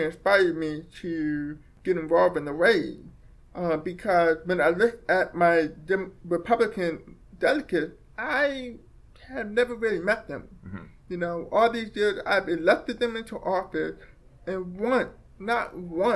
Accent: Baltimore, Maryland, United States; also born or lived in Frederick County, Maryland; I grew up in Baltimore City, and I went to the Middle School for the Deaf in Frederick County

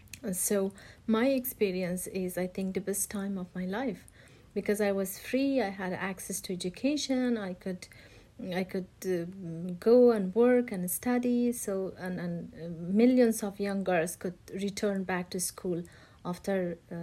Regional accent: Afghanistan; Well, growing up in Afghanistan is like nothing else in the world, especially as a woman. My life under the Taliban was a disaster.

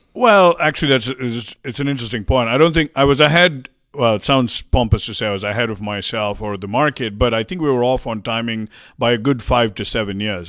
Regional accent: India; moved away as an adult; also born or lived in Hong Kong / Cincinnati / West Coast, United States / East Coast, United States; now in United States; I grew up in India. I got up and moved to the U S

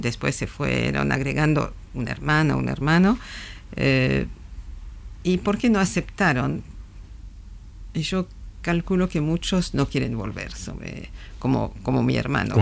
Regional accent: France; yo soy francesa

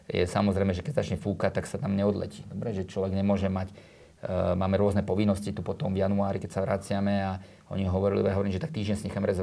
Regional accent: Slovakia; Slovensko je prekrásna krajina, ja som hrdý Slovák, už ani nikde nechcem ísť.

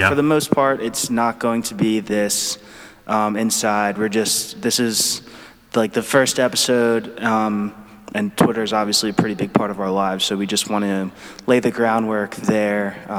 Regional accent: Philadelphia, Pennsylvania, United States; From about 30 minutes outside Philadelphia, the suburbs. Went to high school in the city, and then I went to Penn State. I still live outside Philadelphia

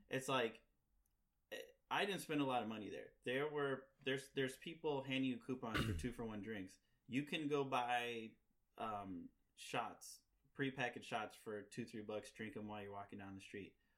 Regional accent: Missouri, United States; now in Chicago, United States; I'm from Missouri

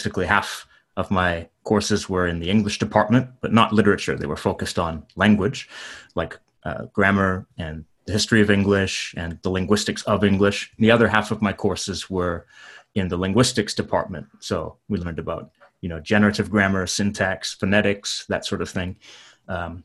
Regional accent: Canada; moved away as an adult; now in Japan; I'm from Canada

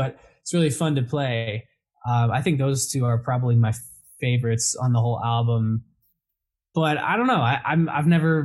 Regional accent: New England, United States; moved away as an adult; also born or lived in Spain; I grew up in New England

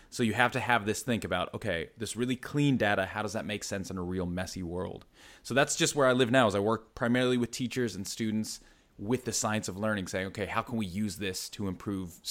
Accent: East Coast, United States; You can tell I'm stateside originally, so East Coast, then kind of moved all around.

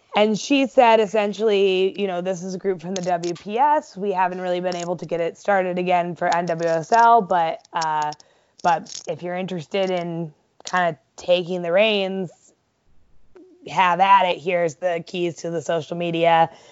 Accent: Ohio, United States; I grew up in Ohio

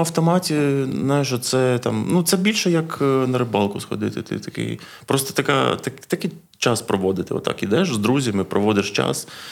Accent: Odesa, Odesa Oblast, Ukraine; also born or lived in Lviv; Я з Одеси

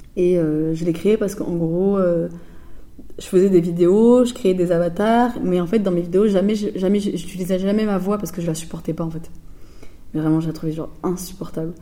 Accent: Floirac, Nouvelle-Aquitaine, France; moved away as an adult; also born or lived in Bègles; now in Marseille, France; je viens pas de la ville de Bordeaux, mais de ville à côté, donc de Florac et Bègle, euh, et donc, je viens de. j'ai grandi jusqu'à mes 15 euh, ans euh, dans une cité à Florac.

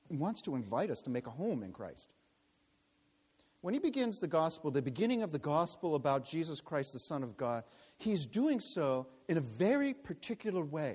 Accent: New York, United States; I was born in New York

